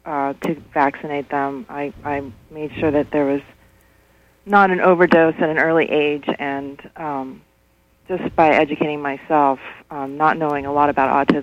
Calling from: Belfast, Northern Ireland, United Kingdom; I'm calling from Belfast.

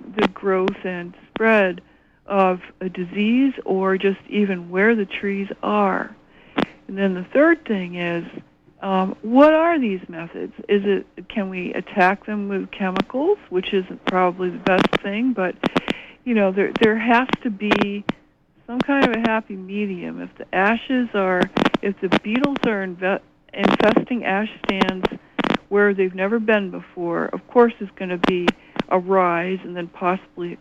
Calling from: Orono, Maine, United States; I'm calling from Orono

